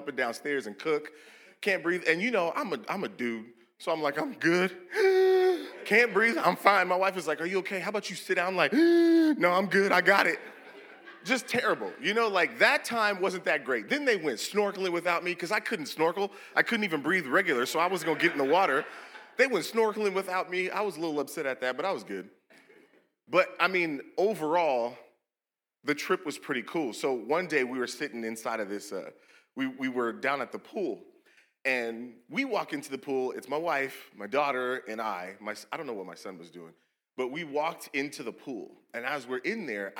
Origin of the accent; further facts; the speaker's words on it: Seattle, Washington, United States; We're from Seattle